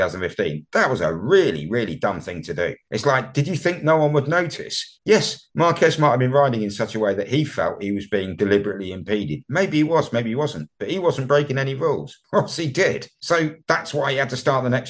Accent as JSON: {"language": "English", "country": "United Kingdom", "said": "you and I both happen to be Brits"}